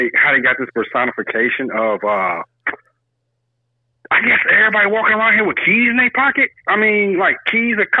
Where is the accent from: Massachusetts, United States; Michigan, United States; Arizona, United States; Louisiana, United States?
Michigan, United States; Detroit; I'm from Detroit